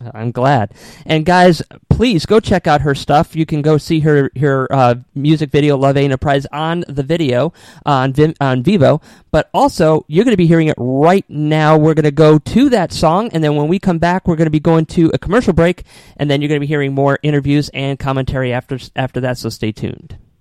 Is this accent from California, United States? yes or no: no; Connecticut, United States; also born or lived in New York City; now in Tampa, United States; I was born and raised up in Connecticut